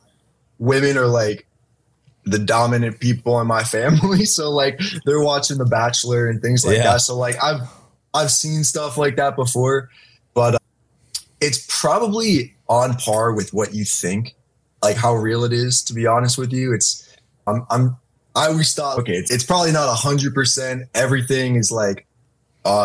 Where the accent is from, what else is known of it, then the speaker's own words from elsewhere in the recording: Pittsburgh, Pennsylvania, United States; moved away; I'm originally from Pittsburgh, PA